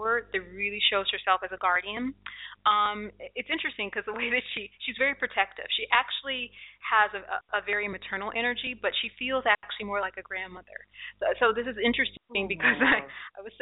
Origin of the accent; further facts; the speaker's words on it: Detroit, Michigan, United States; that's my hometown.